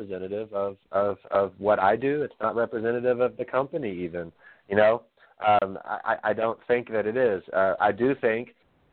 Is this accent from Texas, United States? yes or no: yes; Texas, United States; I'm proud to be from the South. I'm from Texas. My family from Mississippi and from Louisiana